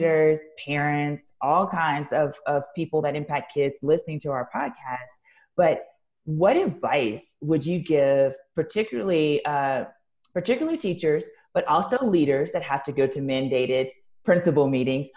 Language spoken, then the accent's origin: English; the South, United States; I'm from the South and have worked in a lot of different states in the South